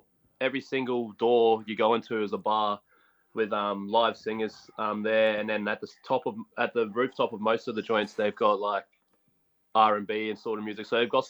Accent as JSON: {"language": "English", "town": "Ashmore", "region": "Queensland", "country": "Australia", "tie": "born or raised there", "also_born_or_lived": "Logan", "said": "I was raised in Ashmore, but I went to school at Palm Beach."}